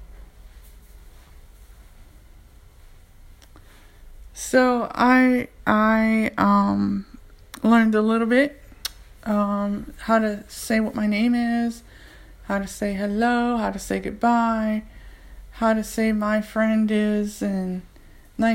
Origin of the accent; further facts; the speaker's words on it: United States; I'm an American. I'm from America